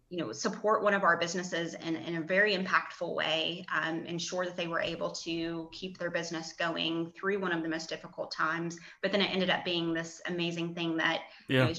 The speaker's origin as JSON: {"language": "English", "town": "Charleston", "region": "West Virginia", "country": "United States", "tie": "born or raised there", "said": "I grew up in Charleston"}